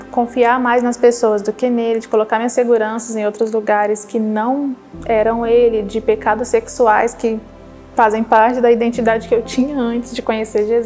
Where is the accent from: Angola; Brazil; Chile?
Brazil; Minas Gerais; de Minas Gerais, tenho 24 anos